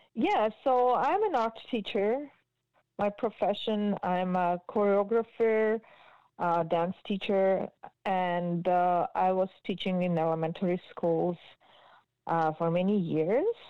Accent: Georgia; English is a second language; moved away as an adult; also born or lived in Israel; now in Markham, Canada; I moved from Georgia when I was 19 years old

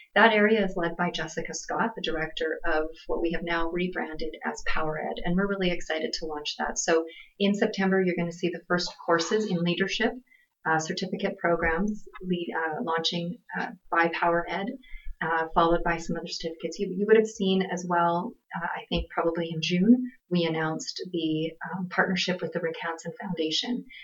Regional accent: Swift Current, Saskatchewan, Canada; also born or lived in Hanna, Alberta; Was born in Alberta in Hanna, and but grew up mostly in Swift Current, Saskatchewan. So I do consider myself a Saskatchewanian.

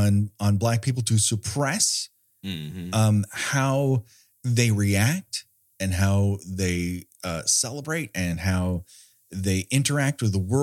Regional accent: Glendale, California, United States; And so this means a lot to me because I grew up in Glendale, California.

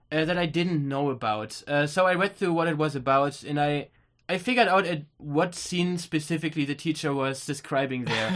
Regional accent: Germany; we're from Germany

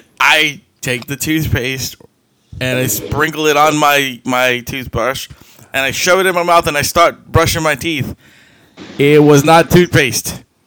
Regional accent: New Orleans, Louisiana, United States; I'm also from New Orleans area.

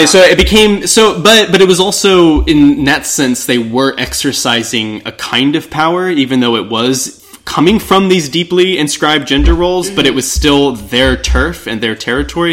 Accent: Texas, United States; growing up in Texas

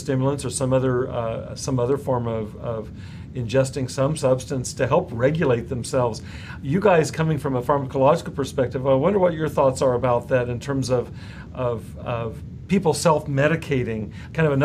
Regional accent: Central California, United States; I come from Central California

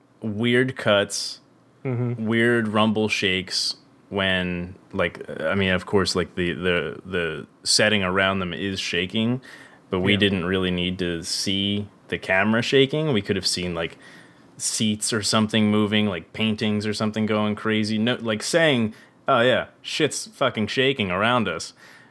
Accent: New Orleans, Louisiana, United States; I'm from New Orleans. That's where I get this from.

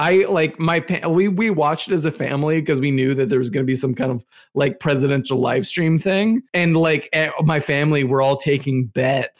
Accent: United States; being American

